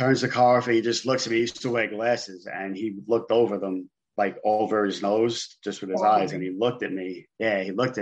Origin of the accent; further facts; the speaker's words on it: New York City, New York, United States; I grew up in Brooklyn, New York.